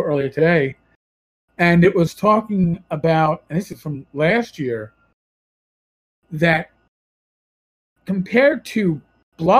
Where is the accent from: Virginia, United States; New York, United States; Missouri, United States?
New York, United States; accent: New York; My New York accent